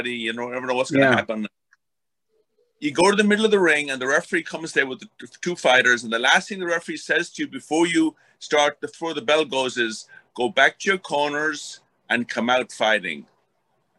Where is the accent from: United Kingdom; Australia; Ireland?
Ireland; moved away; also born or lived in New York; I'm from Ireland, maybe obvious by my accent